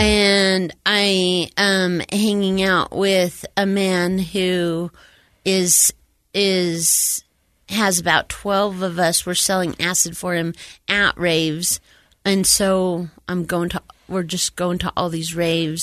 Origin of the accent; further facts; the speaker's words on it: Utah, United States; I was born here in Utah, born and raised here in Utah